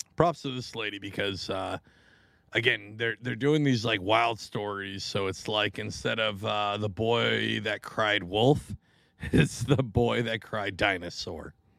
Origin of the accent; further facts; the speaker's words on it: Washington, United States; moved away; I grew up in Washington